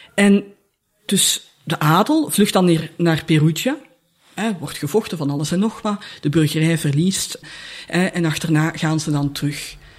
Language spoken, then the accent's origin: Dutch; Leuven, Flanders, Belgium; moved away as an adult; also born or lived in Brussels; Ik ben van Leuven